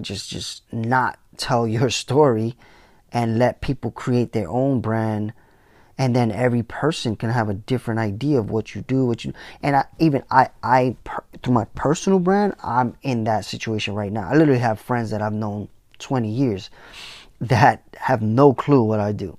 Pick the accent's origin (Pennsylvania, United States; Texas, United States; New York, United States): New York, United States; New York City; I came from the Bronx